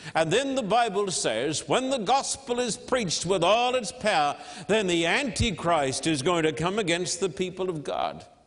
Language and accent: English; Australia; now in United States; I'm an Australian living in this land, isolated, full of fear.